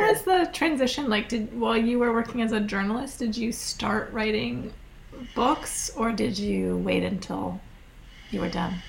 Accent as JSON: {"language": "English", "town": "Scottsville", "region": "Virginia", "country": "United States", "tie": "born or raised there", "also_born_or_lived": "Fluvanna County, Virginia / Massachusetts", "said": "my hometown Scottsville, Virginia"}